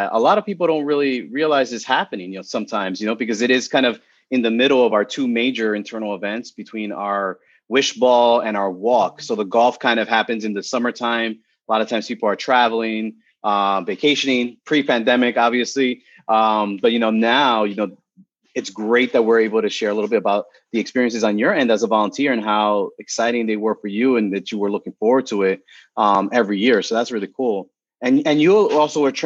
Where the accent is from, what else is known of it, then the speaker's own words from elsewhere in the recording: New York City, New York, United States; I'm from originally from Kingsbridge, and I now live in the Pelham Bay section of the Bronx